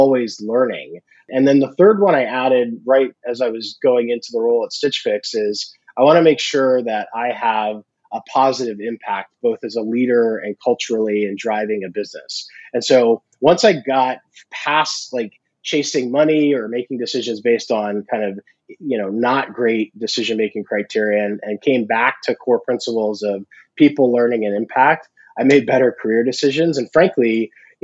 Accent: Virginia, United States; I grew up in Virginia

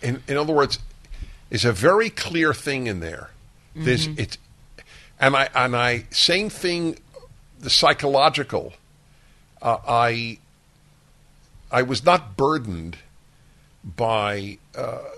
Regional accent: United States; I am an American, a Jew, a male, a white

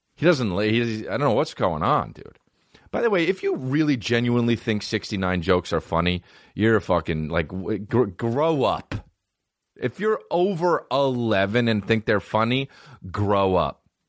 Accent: East Coast, United States; I'm from the East Coast

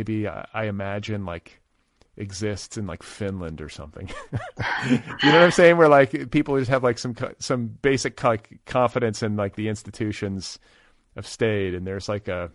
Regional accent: Midwest, United States; moved away as an adult; also born or lived in Boulder; I grew up in the Midwest

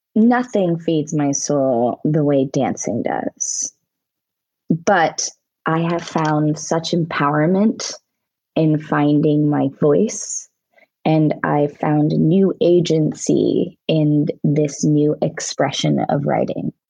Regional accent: Altoona, Pennsylvania, United States; I grew up in Altoona, Pennsylvania.

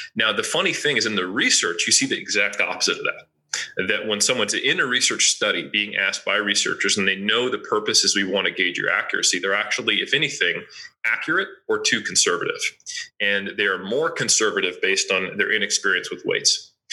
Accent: United States; now in Auckland, New Zealand; I'm originally from the States.

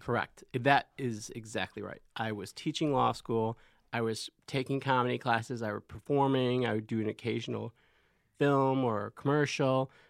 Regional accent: Chicago, Illinois, United States; moved away

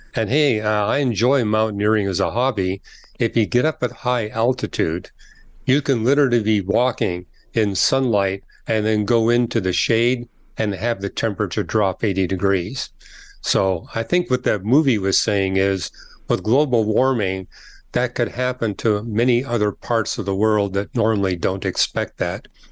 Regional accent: Canada; I'm from Canada

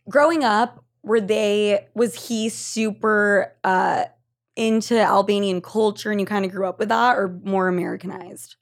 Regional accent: Argentina; I'm from Argentina

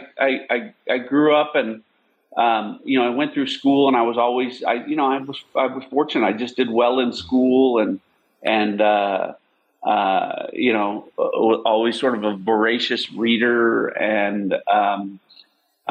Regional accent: Illinois, United States; moved away as an adult; now in Texas, United States; I was born and raised in Illinois

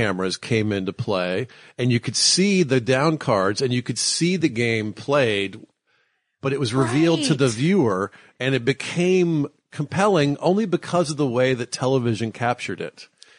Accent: Dallas, Texas, United States; Like my grandmother liked the Eagles and I grew up in Dallas and all my friends are Cowboys fans

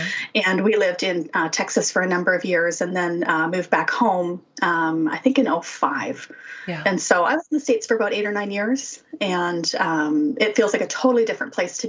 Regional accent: Saskatchewan, Canada; also born or lived in Winnipeg / Calgary; I mean, I grew up in Saskatchewan and we moved to Winnipeg. And then by then we were living in Calgary.

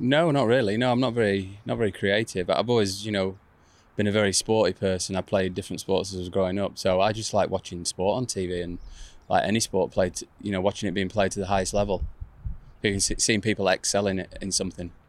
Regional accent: England, United Kingdom; I'm from England. I like being in England, so I didn't move over there

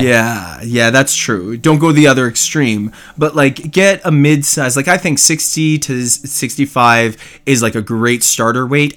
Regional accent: Canada; accent: Canadian; I'm Canadian.

